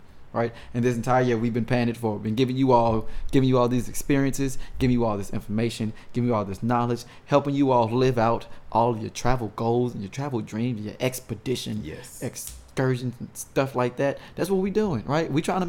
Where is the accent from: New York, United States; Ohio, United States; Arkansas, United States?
Arkansas, United States; moved away; also born or lived in St. Louis, Missouri; So I'm originally from Arkansas